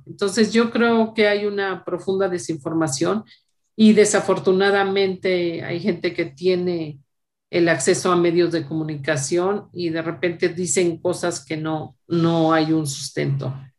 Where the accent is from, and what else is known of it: Mexico